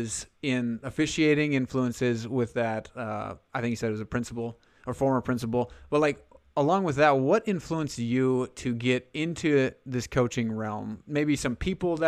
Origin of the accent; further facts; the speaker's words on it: Alexandria, South Dakota, United States; growing up, I'm originally from Hanson or Alexandria, Hanson High School